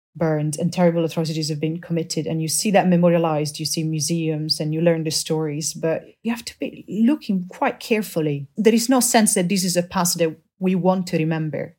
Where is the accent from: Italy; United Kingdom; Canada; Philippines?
Italy; Rome, Lazio; I'm from Rome